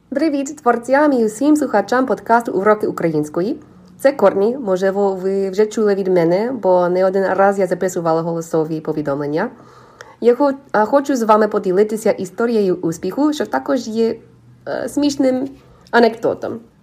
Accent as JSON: {"language": "Ukrainian", "country": "United States", "also_born_or_lived": "Ukraine", "second_language": "Ukrainian", "said": "я американка"}